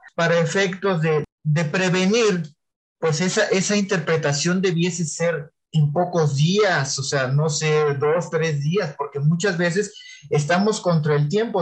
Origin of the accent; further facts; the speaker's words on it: Huasteca Potosina, San Luis Potosí, Mexico; pues yo soy de aquí de la Huasteca Potosina